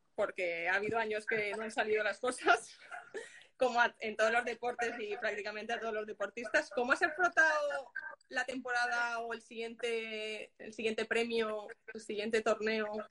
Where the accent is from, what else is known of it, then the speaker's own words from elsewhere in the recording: Castellón de la Plana, Valencian Community, Spain; yo soy de Castellón